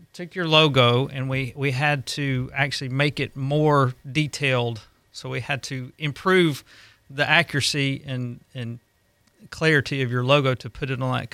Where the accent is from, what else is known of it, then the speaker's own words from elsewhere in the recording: Alabama, United States; moved away as an adult; now in Gulf Breeze, United States; We're originally from Alabama. We moved down here about 11 years ago. We've lived on the beach and in Gulf Breeze that whole time.